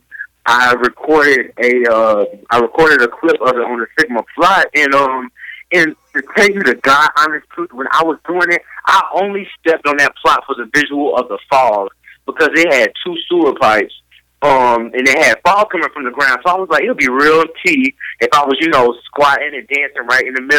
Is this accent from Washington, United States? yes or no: no; Tallahassee, Florida, United States; I'm from Tallahassee, Florida